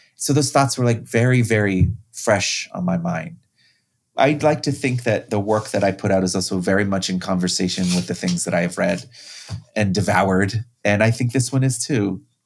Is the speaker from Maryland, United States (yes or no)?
no; Riverside, California, United States; I grew up in Riverside, California